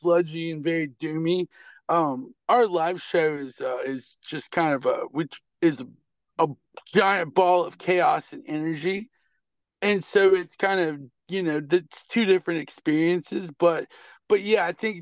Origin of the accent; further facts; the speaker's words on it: North Louisiana, United States; now in Little Rock, United States; Technically, I'm from Louisiana